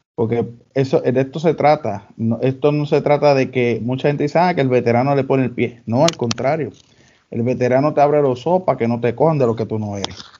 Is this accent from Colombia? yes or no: no; Dorado, Puerto Rico; en mi pueblo, en Dorado